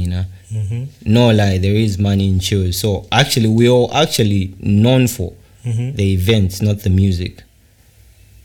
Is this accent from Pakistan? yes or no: no; Kalulushi, Copperbelt Province, Zambia; I'm a male from Kalulushi, born and bred in Kalulushi